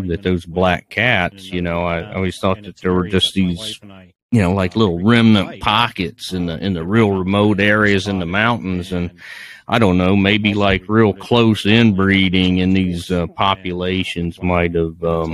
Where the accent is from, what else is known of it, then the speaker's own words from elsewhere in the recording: Virginia, United States; my home state down in Virginia